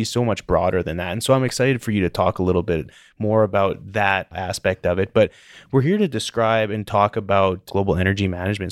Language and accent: English; Calgary, Alberta, Canada; also born or lived in Denver; I'm from Calgary